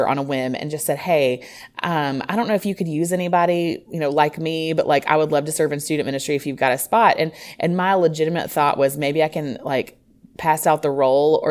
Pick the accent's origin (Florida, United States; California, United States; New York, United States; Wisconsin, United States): Florida, United States; Orlando; moved away as an adult; I grew up in Orlando, Florida, which is actually where I'm living now